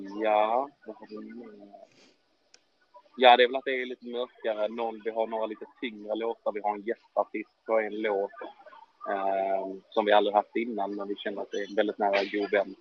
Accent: Ystad, Skåne, Sweden; min hemstad Ystad

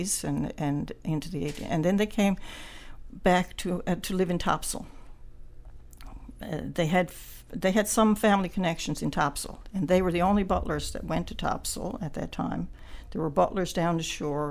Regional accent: Bell Island, Newfoundland and Labrador, Canada; I grew up on Belle Island

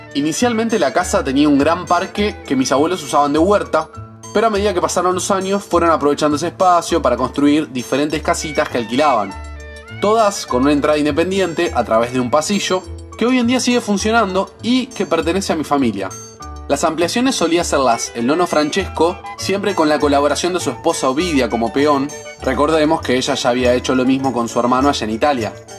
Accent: Villa Bonich, Buenos Aires Province, Argentina; Recuerdo pasar gran parte de mi infancia jugando en esa cuadra de Villabonich con mis primas

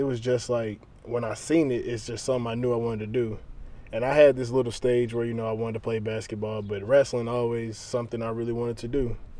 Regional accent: Trenton, Tennessee, United States; It was a guy from my hometown in Trenton.

